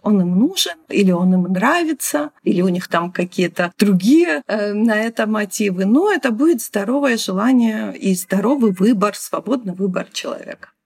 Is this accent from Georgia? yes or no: yes; Georgia; accent: Georgian; если я с россиянами говорю, они сразу догадываются, что я из Грузии